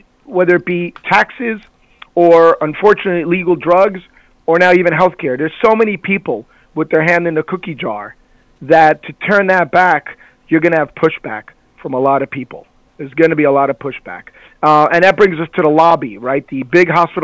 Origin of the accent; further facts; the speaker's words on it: Cuba; moved away; I was born in Cuba